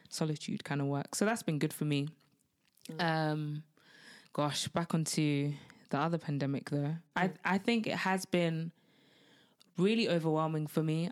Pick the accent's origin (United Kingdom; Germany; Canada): United Kingdom; being Black British